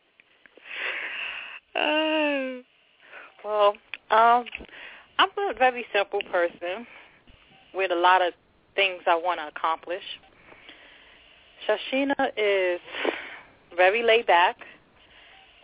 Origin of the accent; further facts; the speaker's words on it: New York City, New York, United States; also born or lived in Long Island City, New York / Jersey City, New Jersey; now in New York, United States; My home city, my hometown is Long Island City, New York. Raised in the Bronx and adopted by Jersey City, New Jersey.